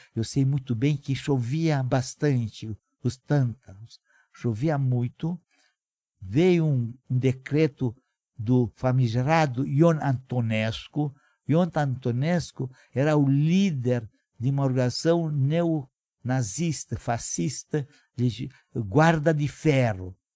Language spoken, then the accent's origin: Portuguese; Moinești, Bacău County, Romania; Portuguese is a second language; now in Brazil; Nasci na Romênia, na província de Moldova. Minha cidade natal, chamada Moinest